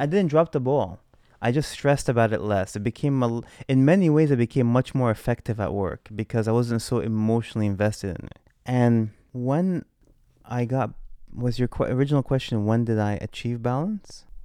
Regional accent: United States; moved away as an adult; now in London, United Kingdom; as the American coming to London

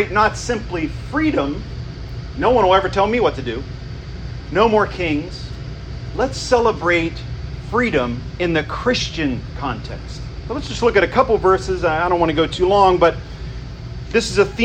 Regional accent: United States; we experience as American citizens

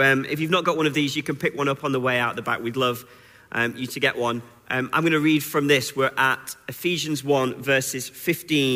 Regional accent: Wigan, North West England, United Kingdom; also born or lived in Sheffield; now in Newcastle, United Kingdom; I'm originally from Wigan

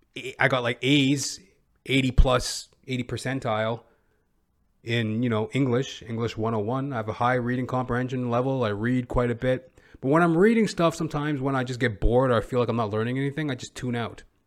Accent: Edmonton, Alberta, Canada; moved away; I'm originally from Edmonton, Alberta

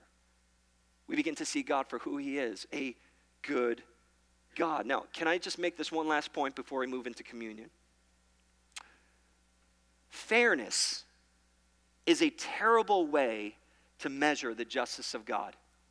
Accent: New York, United States; I'm from New York. We say Mario

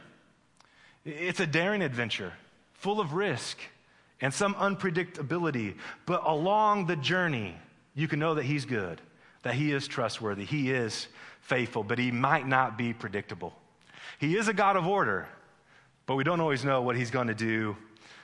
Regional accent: Midwest, United States; moved away as an adult; also born or lived in Missouri / Las Vegas; My wife, Tiffany, and I, we grew up in the Midwest

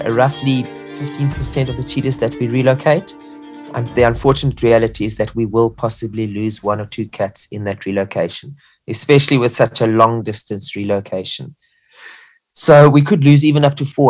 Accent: South Africa; a South African conservationist

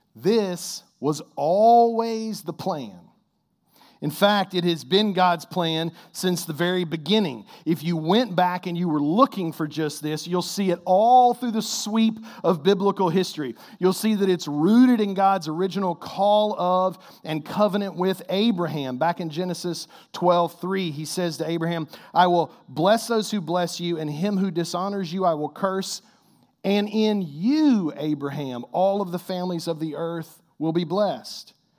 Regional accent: Kentucky, United States; I'm like the worst Kentucky-born basketball player

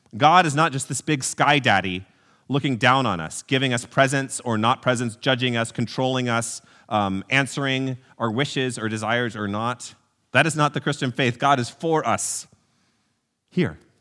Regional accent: College Station, Texas, United States; I grew up in College Station, Texas

